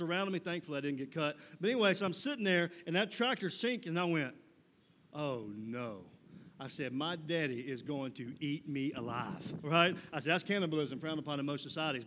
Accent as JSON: {"language": "English", "region": "Mississippi", "country": "United States", "moved": "as an adult", "lives_now": "Columbia, United States", "said": "I'm from Mississippi originally, living in Columbia, South Carolina now, but I'm from Mississippi originally"}